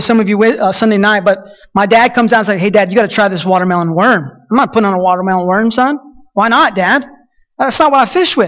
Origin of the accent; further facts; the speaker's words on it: Colorado City, Texas, United States; Champion Creek Reservoir is one of the lakes in my hometown, south of my city